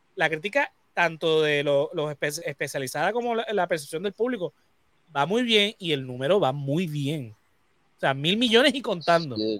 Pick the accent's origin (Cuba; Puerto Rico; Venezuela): Puerto Rico; nosotros, como puertorriqueños, que somos parte de Latinoamérica